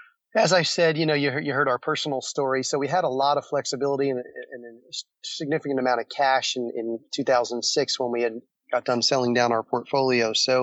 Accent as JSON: {"language": "English", "region": "New Jersey", "country": "United States", "tie": "born or raised there", "also_born_or_lived": "California", "moved": "yes", "lives_now": "Jacksonville, United States", "said": "I grew up in Jersey."}